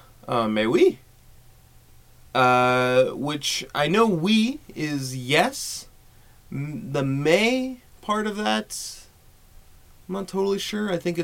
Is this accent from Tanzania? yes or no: no; Canada